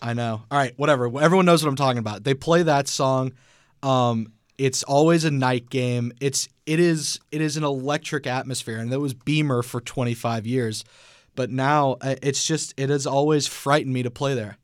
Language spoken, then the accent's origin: English; Atlanta, Georgia, United States; I'm from Atlanta